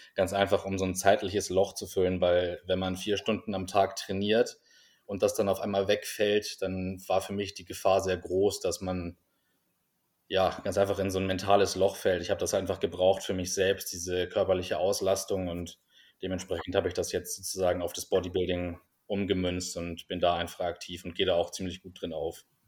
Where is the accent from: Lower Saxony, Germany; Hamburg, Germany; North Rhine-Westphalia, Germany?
Hamburg, Germany; moved away as an adult; also born or lived in United States; now in Vienna, Austria; ich komme ursprünglich aus Hamburg und ähm, bin vor etwa zehn Jahren nach Wien gezogen, um hier zu studieren